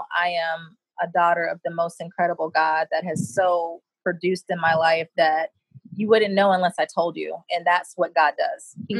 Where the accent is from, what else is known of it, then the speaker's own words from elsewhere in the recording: Rochester, New York, United States; born there; also born or lived in Europe / Japan / Florida / Connecticut; So I was born in Rochester, New York. My mom married a military person, and so I became a military brat at that point, and I've literally lived all over the world in Europe, in Japan, Florida, Connecticut